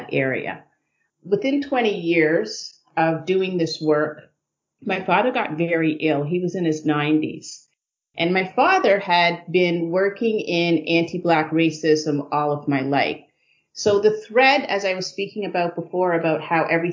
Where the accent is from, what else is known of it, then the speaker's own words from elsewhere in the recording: Guelph, Ontario, Canada; also born or lived in New York City; So I really grew up in Guelph, Ontario